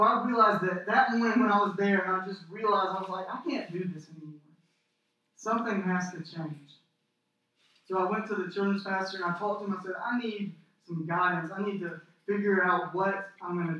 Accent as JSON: {"language": "English", "town": "Cordele", "region": "Georgia", "country": "United States", "moved": "as an adult", "said": "I'm from Cordial, Georgia. And if you don't know where Cordial, Georgia is at, I would not be surprised, because it's a tiny little town"}